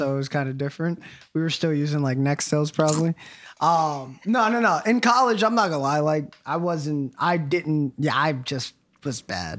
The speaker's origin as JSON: {"language": "English", "town": "Beacon", "region": "New York", "country": "United States", "said": "I'm from Davies. Very underprivileged area in Beacon"}